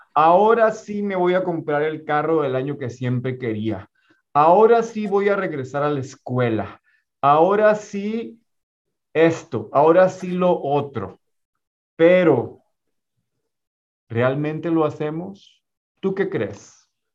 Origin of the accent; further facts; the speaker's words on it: Ciudad Juárez, Chihuahua, Mexico; moved away; la ciudad de donde soy originario, que es Ciudad Juárez, Chihuahua.